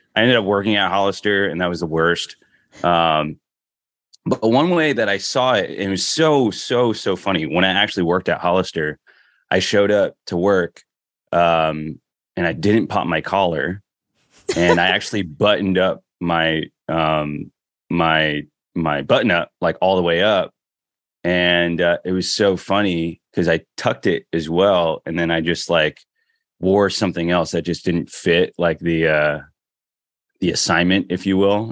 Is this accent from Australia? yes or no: no; Philippines; now in Washington, DC, United States; I'm Filipino, proud of it